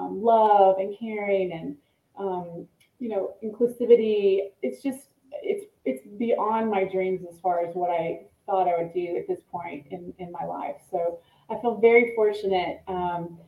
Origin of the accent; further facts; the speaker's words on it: East Tennessee, United States; here in my hometown in East Tennessee